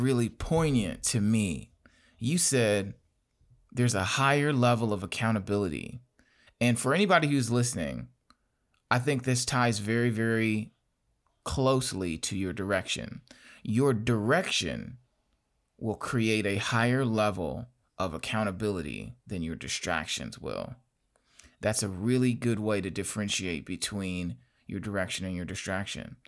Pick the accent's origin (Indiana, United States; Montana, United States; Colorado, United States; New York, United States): Indiana, United States; Gary; I'm from Gary, Indiana.